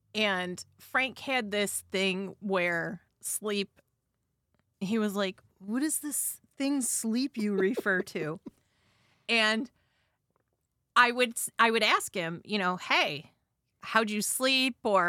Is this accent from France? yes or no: no; Ireland; I'm Irish, so I'm going to do the Irish pronunciation.